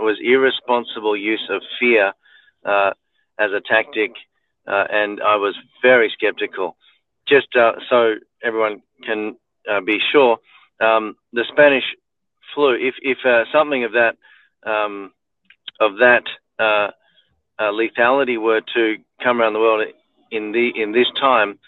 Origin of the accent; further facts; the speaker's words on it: Melbourne, Victoria, Australia; also born or lived in Macedon Ranges, Victoria; I grew up in Melbourne